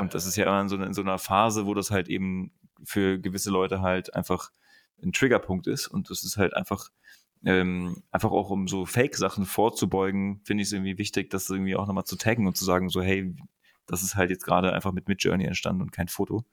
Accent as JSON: {"language": "German", "country": "Germany", "also_born_or_lived": "Berlin", "said": "als Deutscher"}